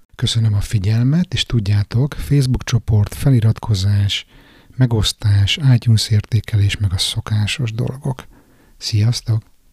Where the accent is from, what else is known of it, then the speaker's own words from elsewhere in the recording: Budapest, Hungary; újpesti srác vagyok, panelban nőttem föl